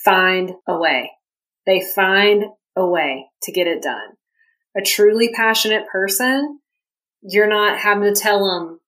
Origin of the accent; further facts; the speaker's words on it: the South, United States; I'm from the South, I grew up in a family that hunts